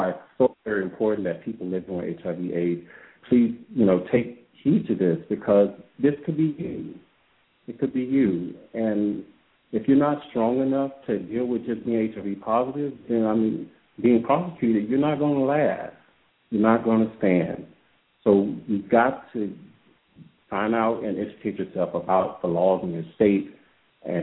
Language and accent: English; Louisiana, United States; I'm from Louisiana.